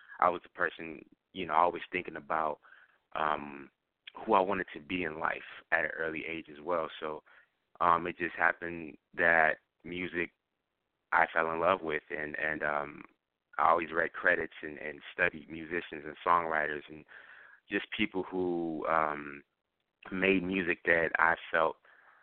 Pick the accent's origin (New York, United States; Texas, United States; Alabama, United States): New York, United States; I'm from New York, Queens